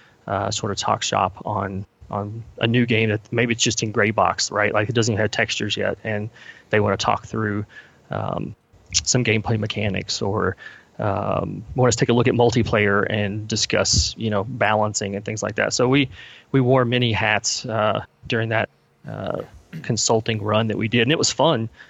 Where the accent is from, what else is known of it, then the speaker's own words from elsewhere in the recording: Kentucky, United States; So I'm from Kentucky. Born and raised here, still live here currently